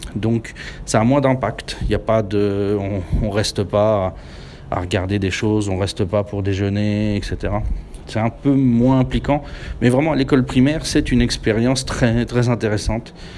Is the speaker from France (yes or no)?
yes; France; now in Japan; je suis français